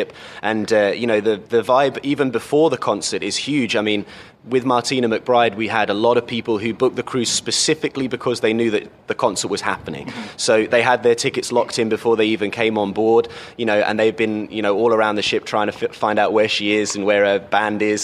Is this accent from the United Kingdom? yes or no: yes; Cambridge, East of England, United Kingdom; I come from England. I come from a city called Cambridge